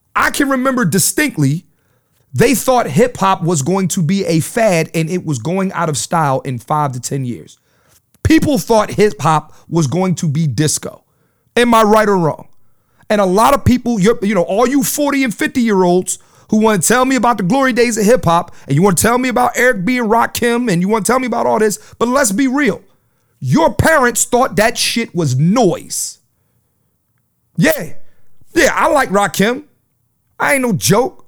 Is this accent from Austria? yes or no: no; Philadelphia, Pennsylvania, United States; moved away; I'm from Philly